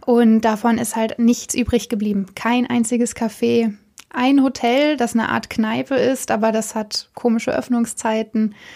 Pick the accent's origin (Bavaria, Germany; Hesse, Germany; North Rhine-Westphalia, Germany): North Rhine-Westphalia, Germany; Cologne; moved away as an adult; now in Berlin, Germany; Ich komme äh, aus Köln